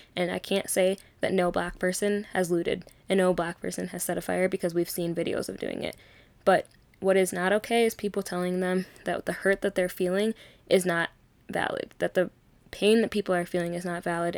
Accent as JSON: {"language": "English", "region": "Minnesota", "country": "United States", "tie": "born or raised there", "also_born_or_lived": "Arkansas", "said": "I was born in Arkansas, but I've literally grown up in Minnesota"}